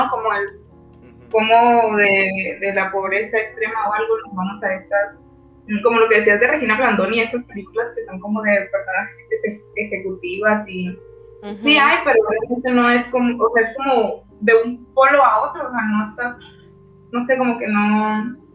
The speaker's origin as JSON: {"language": "Spanish", "country": "Mexico", "said": "nosotros, como mexicanos en el extranjero"}